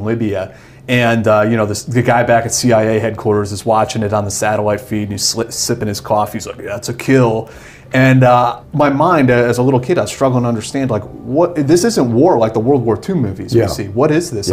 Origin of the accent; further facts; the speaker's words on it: Westchester County, New York, United States; I came from Westchester County, New York